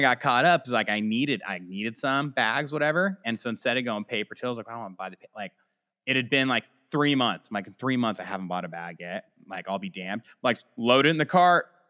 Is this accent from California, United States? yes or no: yes; California, United States; we're just both from California.